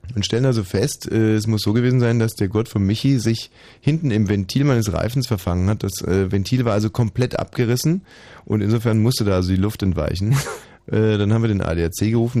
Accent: Germany; ich bin ein Deutscher. Und wir Deutschen

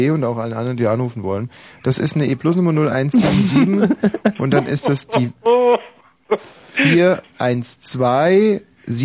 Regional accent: Berlin, Germany; Ja, ich komme aus Berlin.

